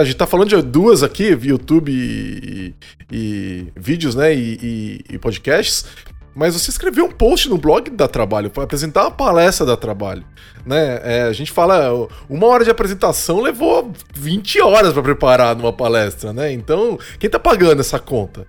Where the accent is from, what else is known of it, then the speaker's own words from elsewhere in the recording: Brazil; Nós somos brasileiros